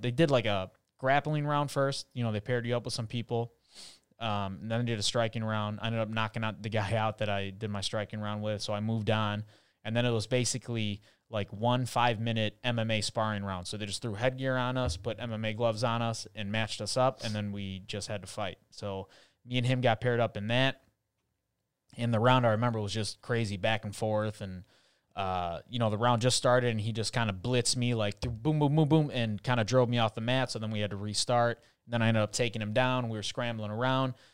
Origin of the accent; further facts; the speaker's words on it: Chicago, Illinois, United States; now in Miami, United States; I was born in Chicago